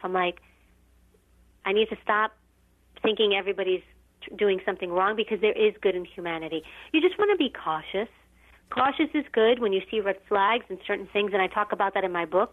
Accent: New York City, New York, United States; I grew up in New York City and uh, in a, a rougher area

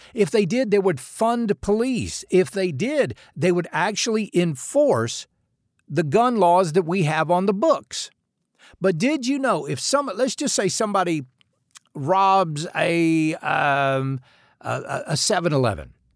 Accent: United States; we as American citizens

